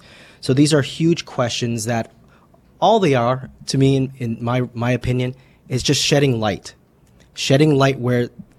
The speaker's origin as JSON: {"language": "English", "country": "Canada", "said": "for Canadians being being Canadian, we're going to, you know, take a little bit more for Canadians."}